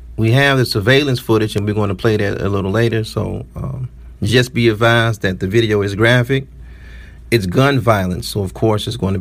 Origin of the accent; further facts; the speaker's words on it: Detroit, Michigan, United States; I'm from the city of Detroit